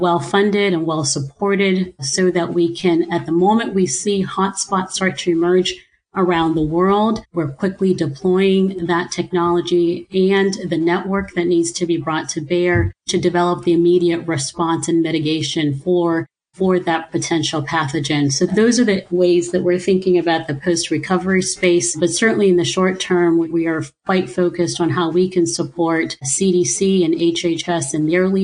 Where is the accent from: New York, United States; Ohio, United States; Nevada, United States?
Ohio, United States; born or raised there; also born or lived in Nigeria